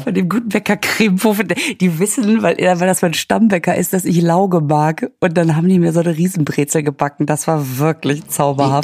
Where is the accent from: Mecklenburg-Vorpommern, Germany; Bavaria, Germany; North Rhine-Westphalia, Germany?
North Rhine-Westphalia, Germany; Münster; moved away; Ich war ja in Münster, in meiner Heimatstadt